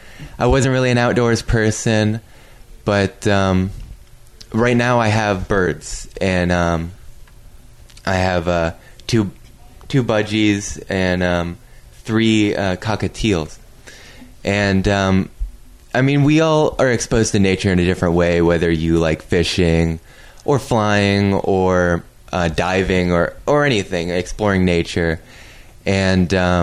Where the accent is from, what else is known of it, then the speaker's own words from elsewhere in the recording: Jacksonville, Florida, United States; Born and raised in Jacksonville